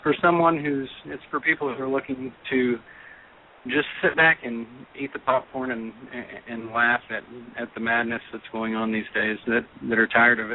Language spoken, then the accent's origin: English; Texas, United States; I'm from Texas